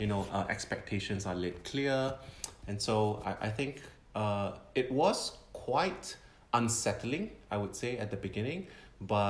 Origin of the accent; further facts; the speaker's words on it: Singapore; moved away as an adult; now in Tokyo, Japan; I'm born and raised in Singapore.